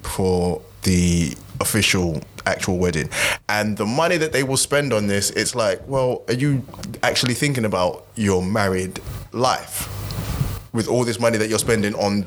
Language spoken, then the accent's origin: English; Nigeria; As a Nigerian